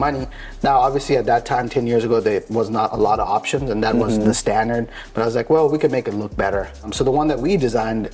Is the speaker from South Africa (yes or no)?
yes; South Africa; now in United States; Originally, I'm from South Africa. So we moved here in 2001.